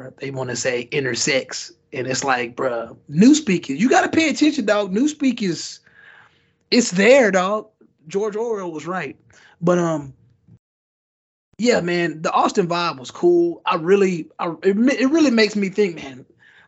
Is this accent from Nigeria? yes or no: yes; Nigeria; as being Nigerian